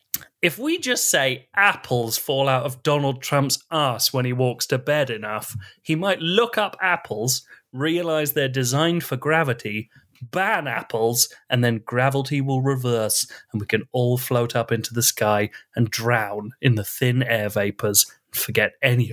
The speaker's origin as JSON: {"language": "English", "town": "Kanata", "region": "Ontario", "country": "Canada", "tie": "born or raised there", "said": "Well, I grew up in Kanata, and it was hell."}